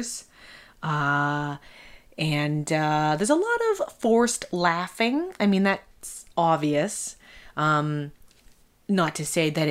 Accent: Canada

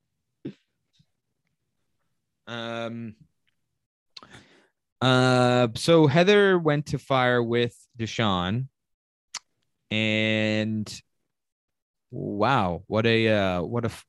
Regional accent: Canada; I am Canadian

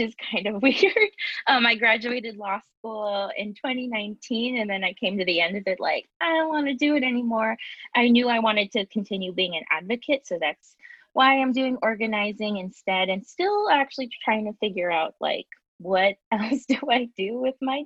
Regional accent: California, United States; moved away as an adult; now in Brooklyn, United States; right now I'm based in Brooklyn, New York. I'm actually from California

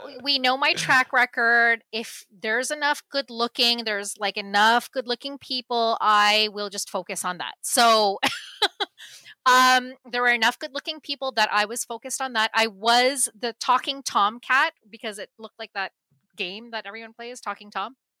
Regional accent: Canada; I grew up here. I was born in Canada.

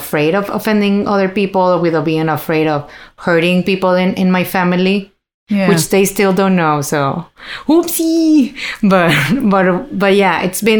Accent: Monterrey, Nuevo León, Mexico; English is a second language; now in Toronto, Canada; in my hometown

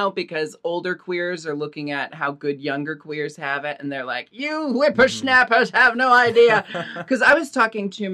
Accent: Portland, Oregon, United States; Growing up in Portland

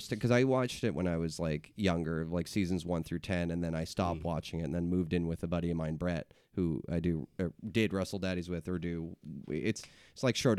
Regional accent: East Coast, United States; moved away as an adult; I'm from the East Coast. Just moved here a couple of years ago.

